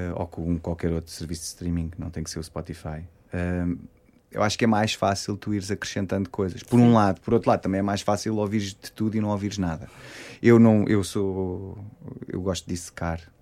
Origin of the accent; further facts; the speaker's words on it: Queluz, Lisbon, Portugal; Eu sou de Queluz